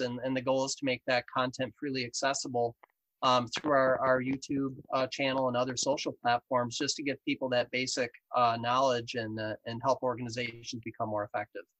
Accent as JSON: {"language": "English", "region": "Western New York", "country": "United States", "also_born_or_lived": "Rochester, New York", "accent": "Western New York", "said": "my accent is actually Western New York based. I live here in Rochester, New York"}